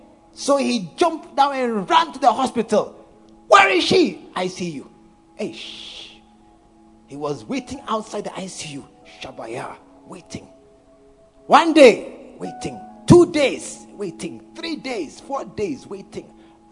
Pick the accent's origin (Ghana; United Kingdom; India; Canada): Ghana; Volta; I'm from Volta region. Look at that.